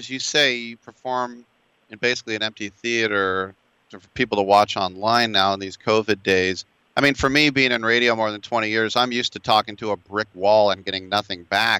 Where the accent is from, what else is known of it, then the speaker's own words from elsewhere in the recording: San Francisco, California, United States; from San Francisco and I've never heard gaytastic.